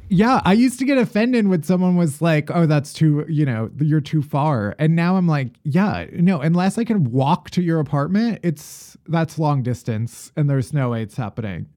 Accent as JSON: {"language": "English", "region": "Midwest", "country": "United States", "moved": "as an adult", "lives_now": "New York, United States", "said": "I'm from the Midwest, and, eh, when I moved to New York"}